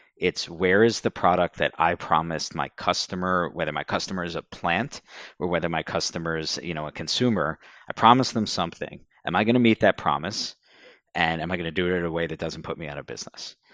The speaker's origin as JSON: {"language": "English", "region": "Southern New Jersey", "country": "United States", "tie": "born or raised there", "also_born_or_lived": "Washington, D.C.", "moved": "as an adult", "lives_now": "Philadelphia, United States", "said": "I grew up in Southern New Jersey and then moved across the river to Philadelphia twenty-some-odd years ago."}